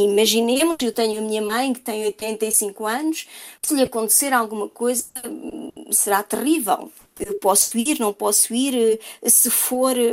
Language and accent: Portuguese; Portugal; Com certeza, porque nós somos portugueses, como é óbvio.